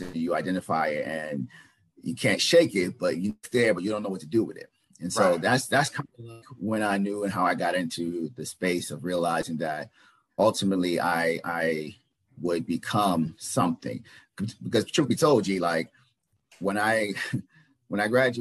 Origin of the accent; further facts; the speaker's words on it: the South, United States; moved away; I'm from the South originally